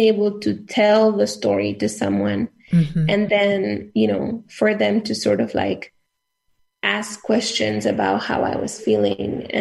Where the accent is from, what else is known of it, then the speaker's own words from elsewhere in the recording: south of Nuevo León, Mexico; moved away; also born or lived in Mexico City; I grew up in the state of Nuevo León, which is a northern state. It's a border state. I grew up in the south of Nuevo León